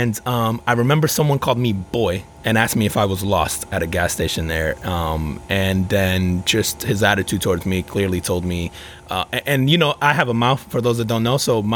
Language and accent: English; Newark, New Jersey, United States; also born or lived in Elizabeth, New Jersey / Florida; now in Orlando area, United States; I grew up in Newark, New Jersey